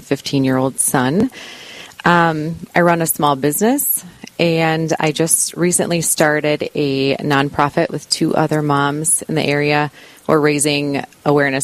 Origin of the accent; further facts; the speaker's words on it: Iowa, United States; moved away as an adult; also born or lived in Southern California; now in Duluth, United States; I was born and raised in Iowa, and... Okay. Went to college there.